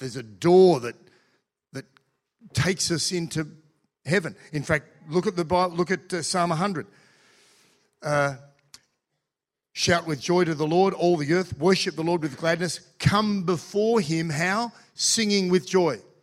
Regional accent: Australia; I'm Australian too

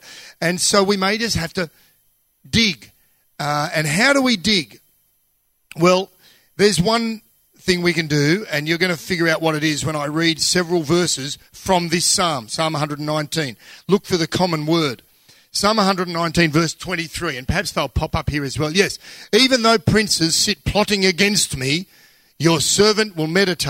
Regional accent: Australia; I'm Australian.

